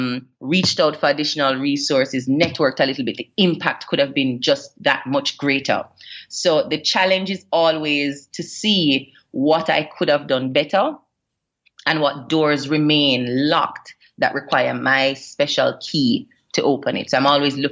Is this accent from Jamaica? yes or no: yes; Jamaica; already having an international public profile kind of compounds what I would have been exposed to as a Jamaican personality